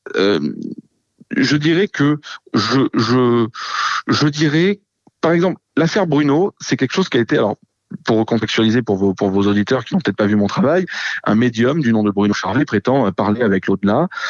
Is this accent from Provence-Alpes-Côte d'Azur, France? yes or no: yes; Marseille, Provence-Alpes-Côte d'Azur, France; je suis marseillais